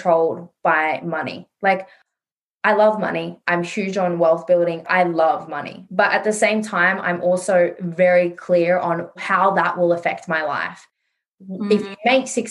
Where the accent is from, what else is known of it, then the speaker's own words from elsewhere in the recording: Sydney, New South Wales, Australia; I grew up in Western Sydney in a very low income earning area